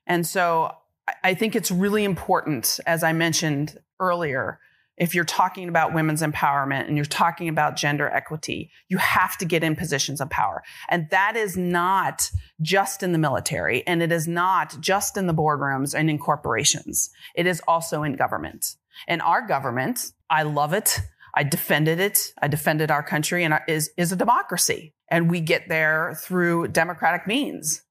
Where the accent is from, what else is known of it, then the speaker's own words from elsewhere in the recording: Kentucky, United States; When I grew up in Kentucky, I wanted to be a fighter pilot